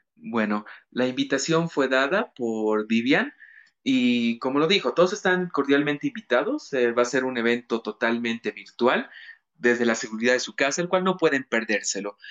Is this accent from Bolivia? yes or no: yes; Cochabamba, Bolivia; yo como cochabambino, como paisanos